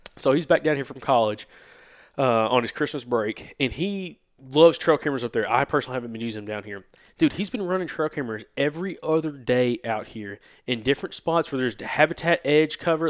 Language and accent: English; Alabama, United States; growing up in Alabama